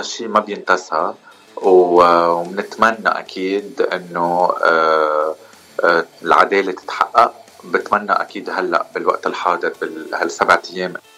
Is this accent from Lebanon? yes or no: yes; Lebanon; moved away as an adult; now in Los Angeles, United States; انا من لبنان